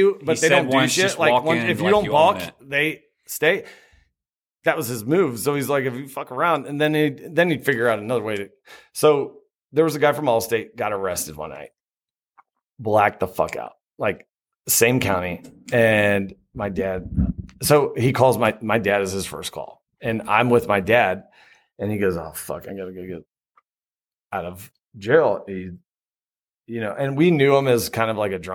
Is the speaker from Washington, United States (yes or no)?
no; Florida, United States; moved away; I'm from Florida